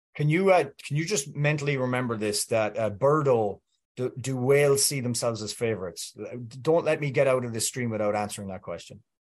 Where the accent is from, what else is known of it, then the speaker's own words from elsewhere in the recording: Welsh, Wales, United Kingdom; I'm Welsh